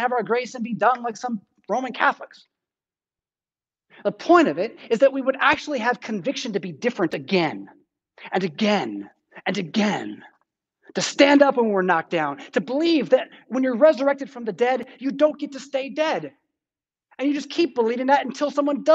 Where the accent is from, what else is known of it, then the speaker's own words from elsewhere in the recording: San Diego, California, United States; now in Rockford, United States; I'm from San Diego